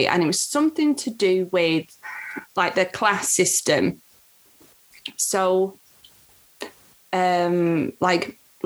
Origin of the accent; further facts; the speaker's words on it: England, United Kingdom; I hate being British.